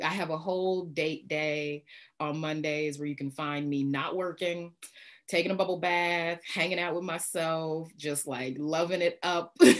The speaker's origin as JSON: {"language": "English", "area": "in the Bible Belt", "region": "Midwest", "country": "United States", "tie": "born or raised there", "said": "I grew up in the Midwest, in the Bible Belt"}